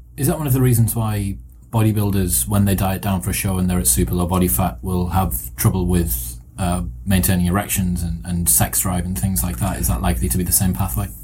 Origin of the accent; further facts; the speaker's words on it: United Kingdom; British, I'm British